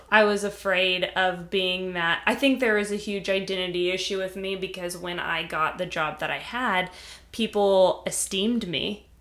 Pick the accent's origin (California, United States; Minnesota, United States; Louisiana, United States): California, United States; moved away; I'm from California. I have, there's so much connection between me and California. It's part of who I am, uh, where I was raised